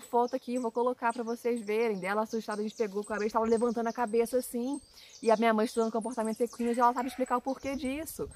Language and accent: Portuguese; Rio de Janeiro, Brazil; now in Minas Gerais, Brazil; a gente é carioca, a gente é do Rio de Janeiro, a gente mudou para onde a gente está hoje, que é em Minas